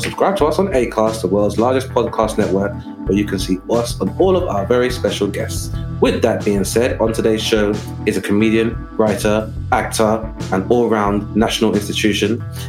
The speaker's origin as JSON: {"language": "English", "region": "London", "country": "United Kingdom", "tie": "born or raised there", "said": "I grew up in London."}